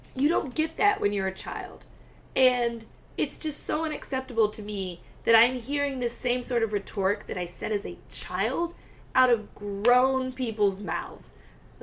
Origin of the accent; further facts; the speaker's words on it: Virginia, United States; now in California, United States; growing up in Virginia, the internment of the Japanese in camps was something we went over very briefly in school